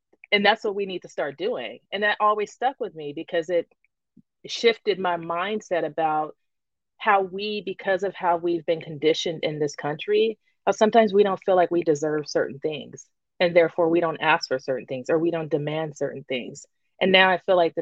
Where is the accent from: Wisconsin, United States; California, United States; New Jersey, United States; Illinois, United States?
California, United States; I'm from California